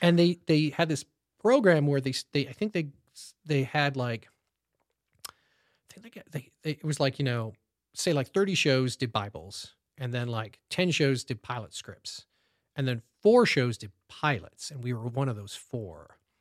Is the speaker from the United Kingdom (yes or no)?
no; Canada; moved away as an adult; now in Los Angeles, United States; I love Canada. I, obviously, it's, was, it's my home country